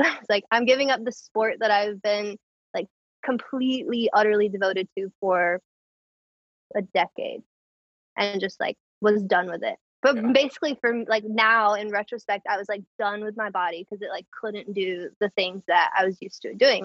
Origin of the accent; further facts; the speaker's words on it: Clayton, North Carolina, United States; moved away as an adult; also born or lived in Raleigh, North Carolina / Endwell, New York; now in New York, United States; I'm from Clayton, which is like right outside of Raleigh